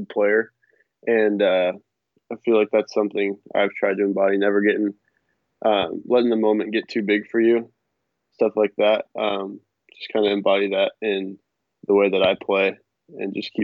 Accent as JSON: {"language": "English", "town": "Longview", "region": "Washington", "country": "United States", "tie": "born or raised there", "said": "I grew up in Longview"}